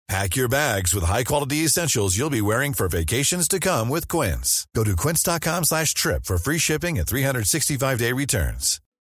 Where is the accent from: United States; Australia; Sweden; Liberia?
Sweden; I grew up in Sweden, you know, and going to an all white school and everything